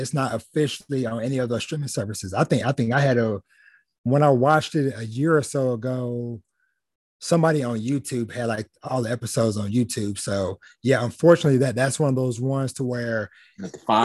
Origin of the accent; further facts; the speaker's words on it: Jasper, Texas, United States; my hometown I grew up in, small country town, Southeast Texas. I'll toss the name out there, Jasper, Texas